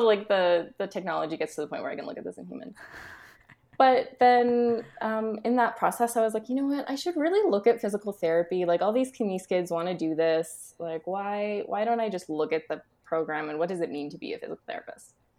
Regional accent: Alberta, Canada; moved away as an adult; also born or lived in Scotland; I grew up in Alberta, but I, like, lived across the country and then in Scotland

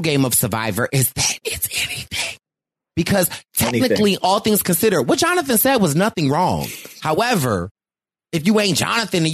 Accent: Philadelphia, Pennsylvania, United States; I am from Philly

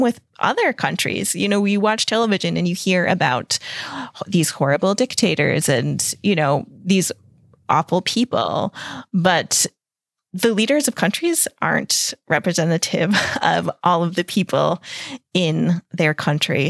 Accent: United States; moved away as an adult; now in Europe; I'm an American, but I've lived over here in Europe for the last ten years

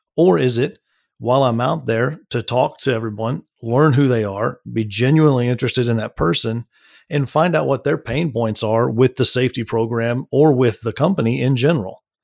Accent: Midland, Texas, United States; that was all out in Midland, Texas. That's where I was born and raised

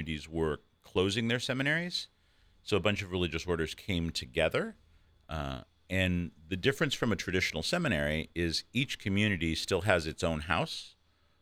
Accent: Alameda, California, United States; moved away; I'm originally from Alameda, which is across the bay from San Francisco

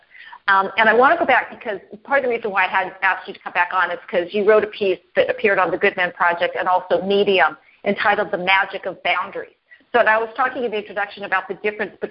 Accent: Los Angeles, California, United States; moved away; I was born and raised in Los Angeles. That's where I learned to drive. I don't live in Los Angeles anymore

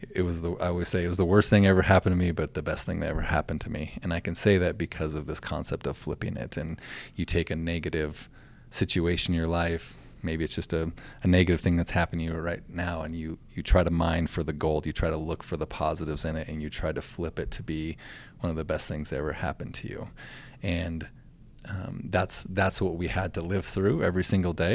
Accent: Glendive, Montana, United States; also born or lived in Nevada / Miles City, Montana; moved back to the, my hometown, Glendive, and then became the superintendent in Glendive

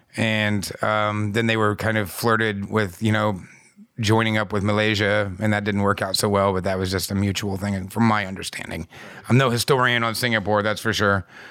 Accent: United States; as an American having, you know, you, the, the blue passport

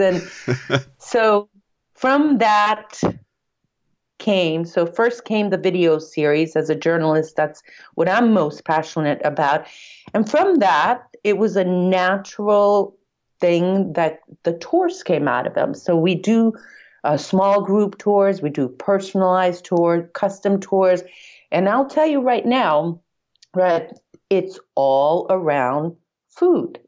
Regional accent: Andover, Massachusetts, United States; moved away as an adult; also born or lived in Hungary / Israel / Brazil; now in Sicily, Italy; I grew up in the United States. I'm, uh, just outside of Boston, Massachusetts, in a town called Andover. So that's where I went to junior high, high school, college

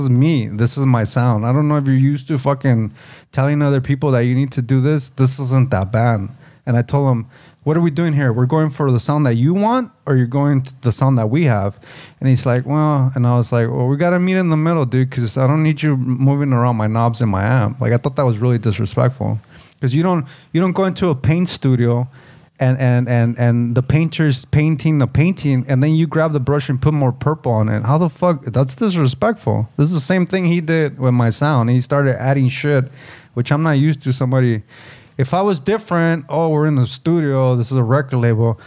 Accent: United States; as Chicanos, Mexican American, or Latinos, second generation, first generation

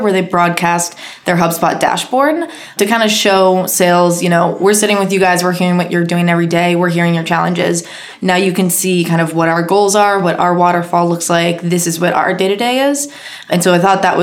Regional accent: Boston, Massachusetts, United States; moved away as an adult; now in Sydney, Australia; I'm from Boston originally

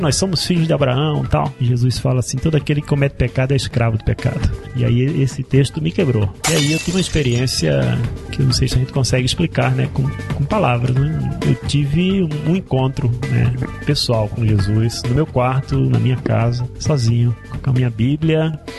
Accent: Recife, Pernambuco, Brazil; moved away as an adult; now in Curitiba, Brazil; Eu sou pernambucano, sou de Recife.

